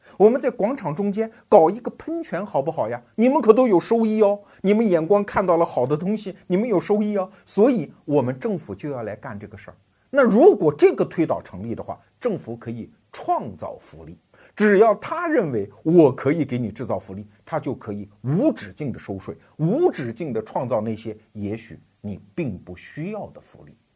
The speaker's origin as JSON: {"language": "Chinese", "country": "China", "said": "尤其是我们中国人，从三十多年改革开放过来的人"}